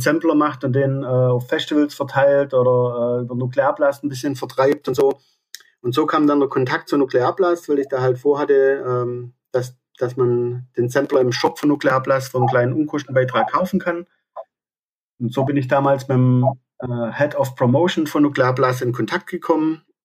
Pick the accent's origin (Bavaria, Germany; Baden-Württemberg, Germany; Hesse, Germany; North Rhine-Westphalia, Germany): Baden-Württemberg, Germany; Aalen; ich komme aus Aalen